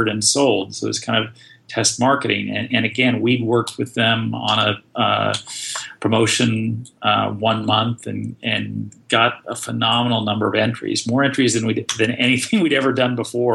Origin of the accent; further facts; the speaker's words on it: Austin, Texas, United States; I grew up in Austin.